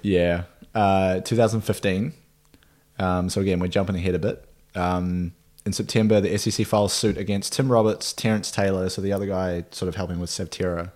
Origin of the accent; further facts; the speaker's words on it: Nelson, New Zealand; my hometown, Nelson, New Zealand